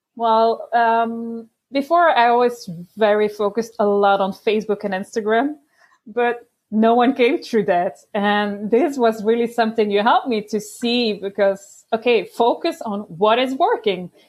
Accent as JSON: {"language": "English", "country": "Belgium", "said": "I'm from Belgium"}